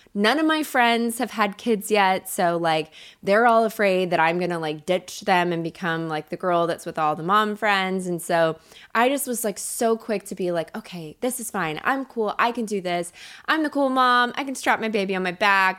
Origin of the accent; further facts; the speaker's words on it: Kentucky, United States; moved away as an adult; also born or lived in Chicago; now in Los Angeles, United States; I grew up in Kentucky